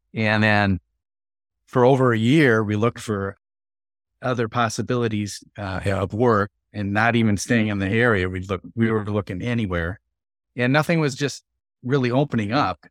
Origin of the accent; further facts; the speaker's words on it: southern Wisconsin, United States; I was born and raised in this southern Wisconsin